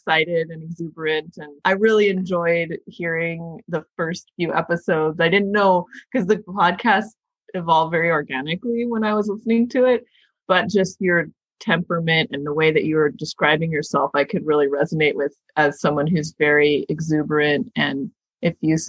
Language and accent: English; California, United States; I grew up in California